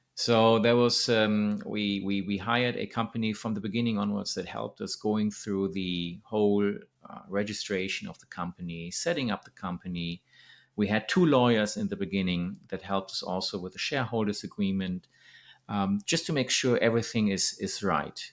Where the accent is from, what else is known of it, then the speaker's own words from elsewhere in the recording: Germany; moved away as an adult; now in Thailand; Germany, my hometown